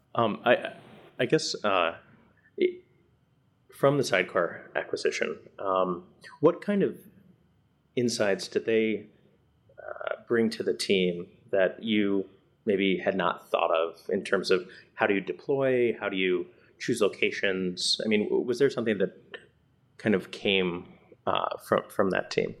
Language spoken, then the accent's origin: English; Detroit, Michigan, United States; moved away as an adult; also born or lived in Singapore; I also grew up in the metro area